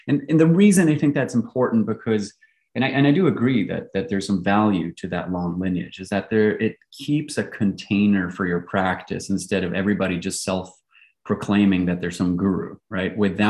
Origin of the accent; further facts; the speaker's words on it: Belgium; moved away; accent is by virtue of having attended an English-speaking international school. And so although I grew up in Belgium, you can really say I grew up in an expat bubble, right? So I'm your prototypical third culture kid. I've lived across three continents